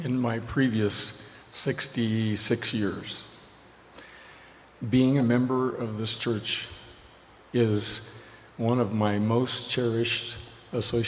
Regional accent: Cheyenne, Wyoming, United States; moved away; I grew up in Cheyenne, Wyoming

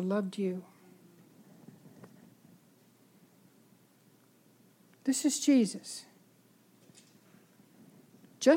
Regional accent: San Francisco, California, United States; I grew up in San Francisco

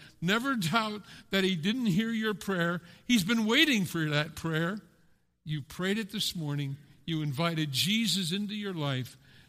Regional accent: Pennsylvania, United States; now in Westerlo, United States; I grew up in Pennsylvania

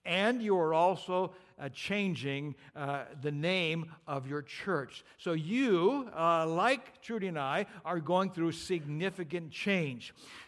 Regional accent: Pinehurst, North Carolina, United States; And then they say, well, we're from Pinehurst, North Carolina.

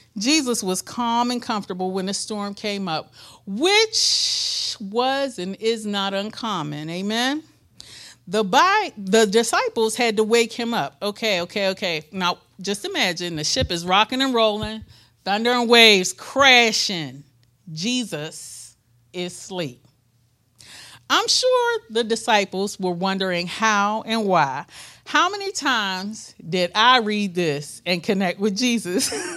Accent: Pittsburgh, Pennsylvania, United States; moved away as an adult; also born or lived in suburb of Memphis; we're from Pittsburgh, Pittsburgh, Pennsylvania. We know snow.

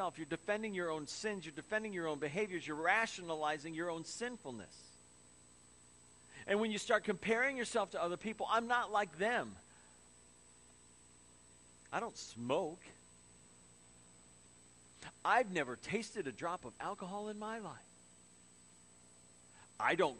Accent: Crown Point, Indiana, United States; growing up in Crown Point, and the wind would switch and come off the lake.

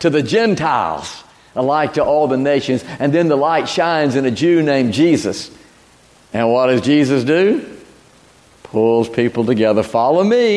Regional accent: Dothan, Alabama, United States; moved away as an adult; also born or lived in Bainbridge, Georgia, United States / New Orleans, Louisiana, United States; I grew up in Bainbridge, Georgia, my childhood years, my teenage years in Dothan, Alabama.

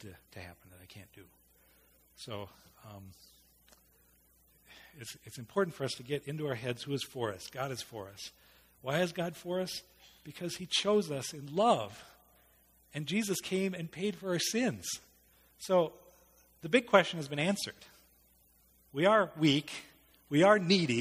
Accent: United States; an American male

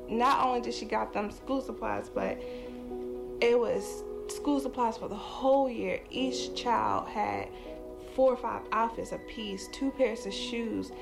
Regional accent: Charlottesville, Virginia, United States; moved away as an adult; also born or lived in Newport News, Virginia; I'm from Newport News, Virginia, but I grew up in Charlottesville, Virginia.

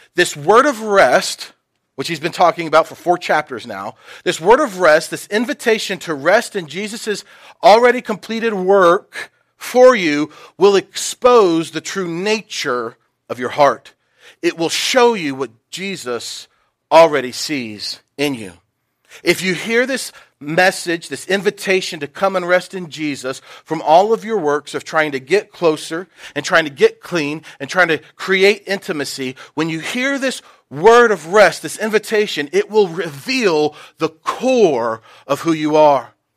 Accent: Knoxville, Tennessee, United States; I grew up in Knoxville

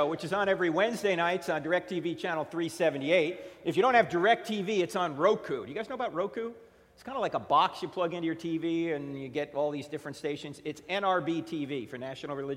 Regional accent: New Jersey, United States; moved away; I'm originally from New Jersey

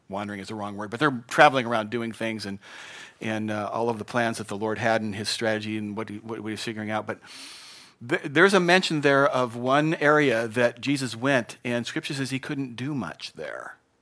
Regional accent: Spokane, Washington, United States; moved away; I grew up in Spokane, and, um, the winters there were a little different than here

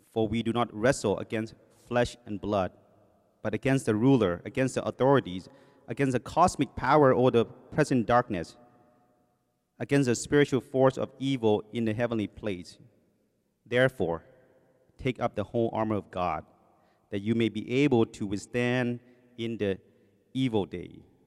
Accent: Thailand; first language Thai; English is a second language; also born or lived in Covina, California; now in United States; I came from Thailand, um, my first language, as you know, was in English. It's Thai. When I came here, they put me in ESL class

